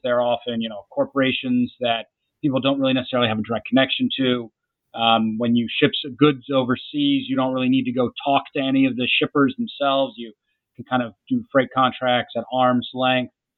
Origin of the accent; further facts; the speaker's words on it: Jacksonville, Florida, United States; I grew up in Jacksonville, Florida